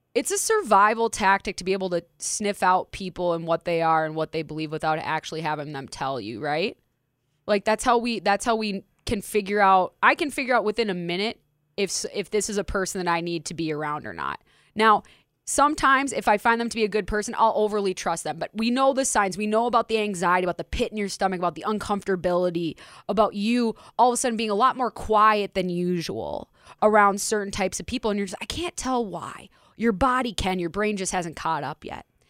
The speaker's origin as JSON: {"language": "English", "town": "Minneapolis", "region": "Minnesota", "country": "United States", "tie": "born or raised there", "said": "Minneapolis, my community"}